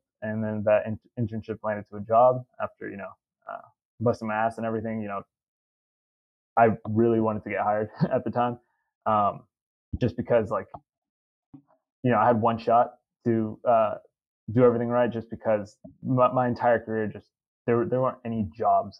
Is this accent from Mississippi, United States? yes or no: no; Katy, Texas, United States; also born or lived in Mexico; growing up in Katy, a ton of people worked in the oil and gas industry